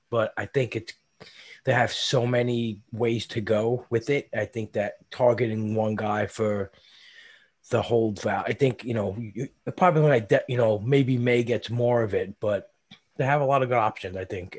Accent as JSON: {"language": "English", "region": "New York", "country": "United States", "tie": "born or raised there", "said": "my hometown New York Mets?"}